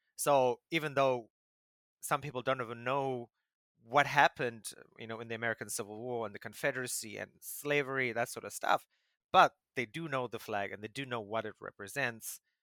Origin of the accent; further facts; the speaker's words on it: South Africa; as a South African